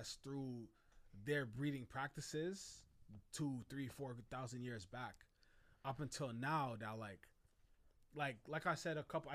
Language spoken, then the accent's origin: English; Trinidad & Tobago; I'm from Trinidad